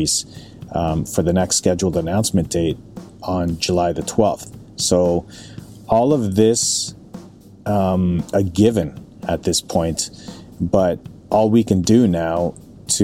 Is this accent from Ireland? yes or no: no; Calgary, Alberta, Canada; now in Vancouver, Canada; born and raised in Calgary, currently living in Vancouver